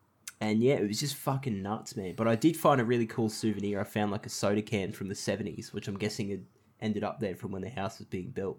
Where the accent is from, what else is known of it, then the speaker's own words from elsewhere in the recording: Townsville, Queensland, Australia; So the house that I grew up in Townsville, it wasn't a two-story house, but it was up off the ground.